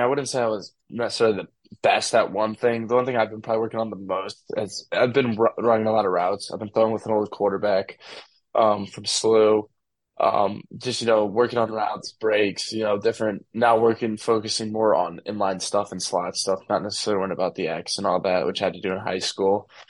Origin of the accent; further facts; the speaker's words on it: St. Louis, Missouri, United States; I'm from St. Louis City